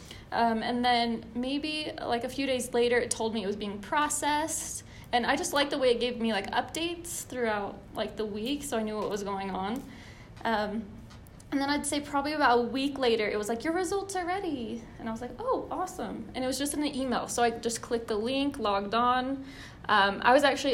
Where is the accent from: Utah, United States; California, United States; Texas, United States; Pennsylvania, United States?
Utah, United States; I'm from Utah.